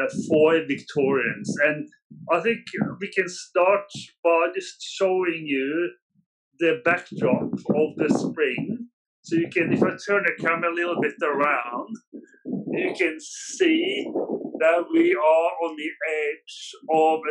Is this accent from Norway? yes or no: yes; Norway; moved away as an adult; now in Australia; I'm actually Norwegian. I moved here with my first wife in 1996